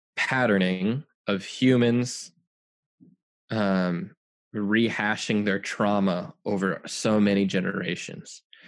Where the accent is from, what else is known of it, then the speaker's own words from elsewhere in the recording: United States; I'm an American